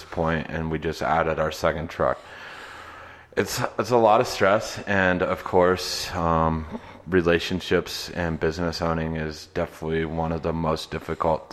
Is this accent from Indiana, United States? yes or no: no; Northeast Nebraska, United States; also born or lived in East Coast; now in Denver, United States; I grew up in Northeast Nebraska originally